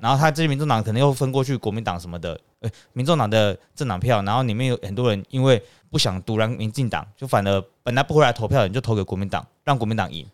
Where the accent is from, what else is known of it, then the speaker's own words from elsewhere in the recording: Taiwan; 是不是代表我们台湾人民不需要进步思想、专业问政？